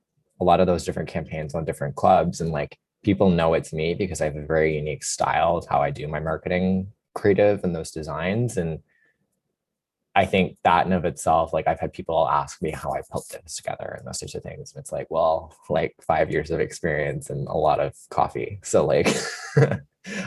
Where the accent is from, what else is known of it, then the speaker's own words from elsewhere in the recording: London, Ontario, Canada; moved away as an adult; I'm from London. So everyone, when I tell them I'm from London at Laureate, they're like, why didn't you go to Western? And I was like, well, Western is my backyard